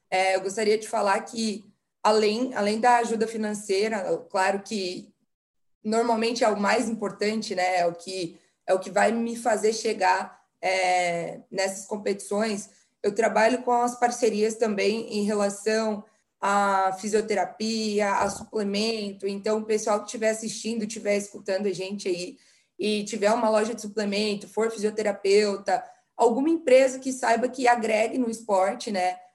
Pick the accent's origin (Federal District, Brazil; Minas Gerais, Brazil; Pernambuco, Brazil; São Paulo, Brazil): São Paulo, Brazil; moved away; eu vim de São Paulo e a maioria dos meus parceiros, meus patrocinadores, eram de empresas menores em São Paulo